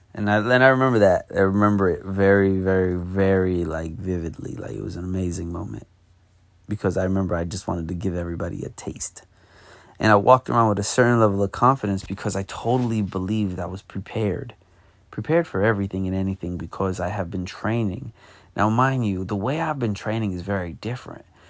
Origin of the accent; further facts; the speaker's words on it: New York, United States; I'm from New York